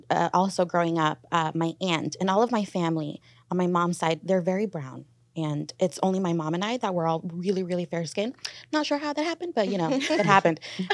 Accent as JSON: {"language": "English", "country": "Mexico", "lives_now": "California, United States", "said": "And especially because I'm Mexican and in Californ"}